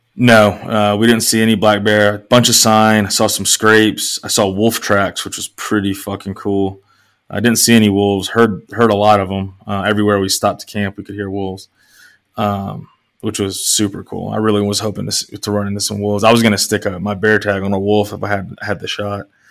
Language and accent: English; East Tennessee, United States; moved away; spending a lot of time growing up in East Tennessee